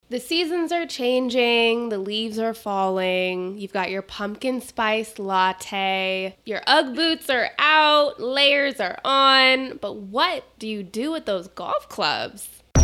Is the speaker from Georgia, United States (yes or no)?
no; Phoenix, Arizona, United States; also born or lived in North Carolina; I grew up here in Phoenix